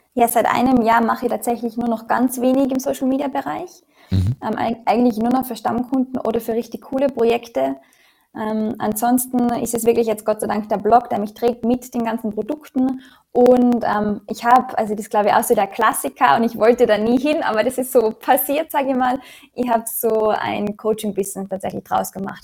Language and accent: German; Austria; moved away as an adult; also born or lived in Australia; in dem Umfeld in Österreich, wo ich groß geworden bin